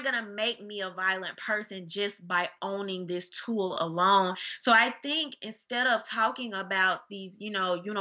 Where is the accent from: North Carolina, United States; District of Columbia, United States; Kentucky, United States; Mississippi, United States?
Mississippi, United States; I'm Mississippi